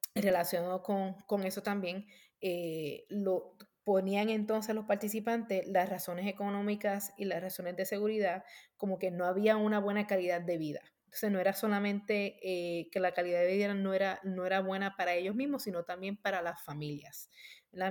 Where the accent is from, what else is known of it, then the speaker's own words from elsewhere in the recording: Puerto Rico; moved away as an adult; now in United States; yo me crié en Puerto Rico